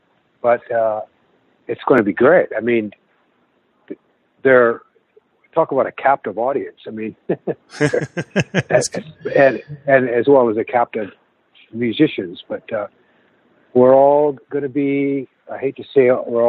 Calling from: Vancouver, British Columbia, Canada; I'm calling from the Vancouver airport.

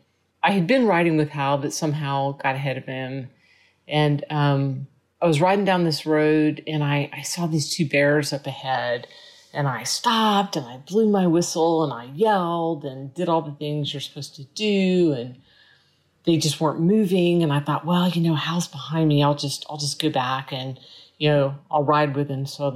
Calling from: Austin, Texas, United States; I'm recording this from Austin, Texas.

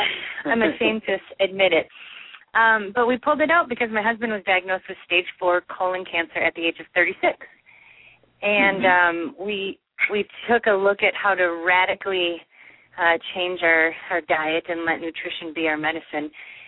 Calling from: Mankato, Minnesota, United States; I'm calling from Mankato, Minnesota.

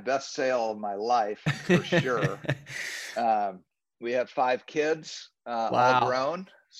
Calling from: Orlando, Florida, United States; I'm calling in from Orlando, Florida. I live here with my wife of 33 years

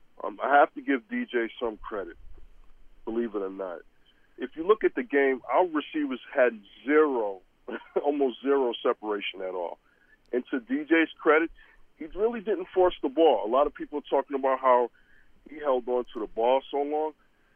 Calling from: Wisconsin, United States; from Wisconsin.

